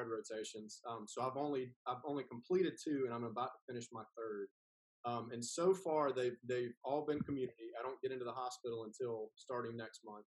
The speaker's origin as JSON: {"language": "English", "town": "Whitmire", "region": "South Carolina", "country": "United States"}